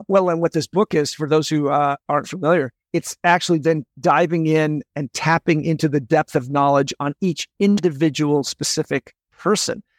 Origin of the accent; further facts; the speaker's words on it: Olympia, Washington, United States; also born or lived in San Diego; now in San Jose, United States; I'm from Olympia, Washington